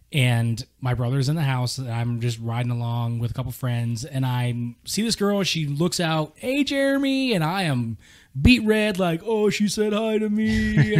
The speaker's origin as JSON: {"language": "English", "town": "San Diego", "region": "California", "country": "United States", "tie": "born or raised there", "said": "growing up around San Diego, you grew up around Marines."}